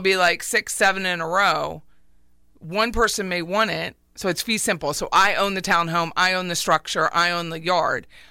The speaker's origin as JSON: {"language": "English", "region": "Pennsylvania", "country": "United States", "moved": "yes", "said": "I'm from Pennsylvania, so we all have basements"}